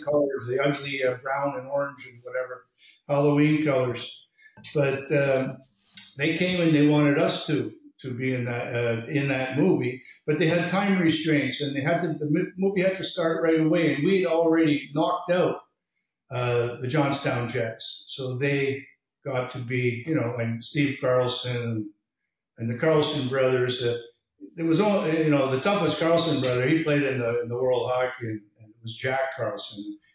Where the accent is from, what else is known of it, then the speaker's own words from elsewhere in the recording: Greenfield Park, Quebec, Canada; also born or lived in Verdun, Quebec; I was born in Verdun, but I was brought up in Greenfield Park on the South Shore